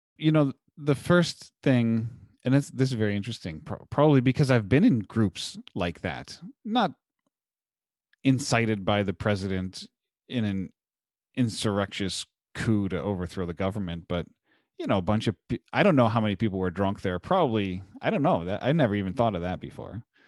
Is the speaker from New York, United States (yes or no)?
no; Munster, Indiana, United States; my hometown of Munster, Indiana currently